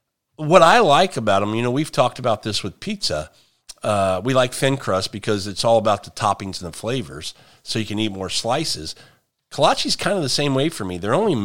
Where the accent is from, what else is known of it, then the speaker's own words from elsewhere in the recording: Midwest, United States; It's growing though, because I'm from the Midwest, Kansas City, St. Louis, and kolache factories are up there now.